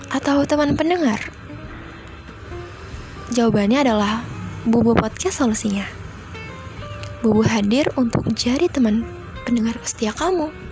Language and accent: Indonesian; Bekasi, West Java, Indonesia; Aku berasal dari Bekasi dan usia aku 21.